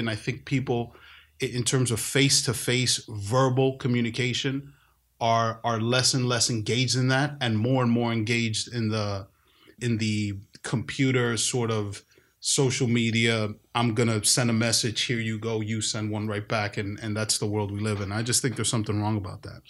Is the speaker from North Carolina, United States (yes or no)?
no; New York, United States; also born or lived in Bronx, New York; I grew up in New York. I grew up in Washington Heights, North Harlem. I lived in the Bronx